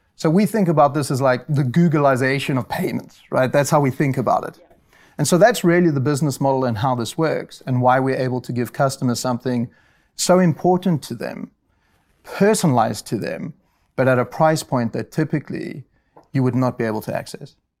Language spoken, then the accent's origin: English; South Africa; moved away; I'm South African, and I went to the University of Rao in South Africa